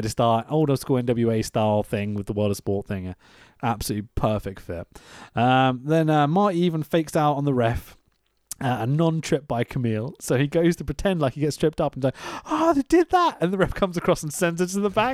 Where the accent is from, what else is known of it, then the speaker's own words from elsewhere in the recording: United Kingdom; we're British